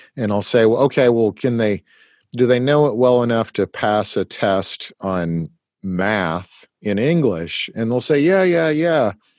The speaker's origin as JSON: {"language": "English", "region": "Eastern Washington", "country": "United States", "tie": "born or raised there", "said": "I was born in in Washington State and lived in Eastern Washington"}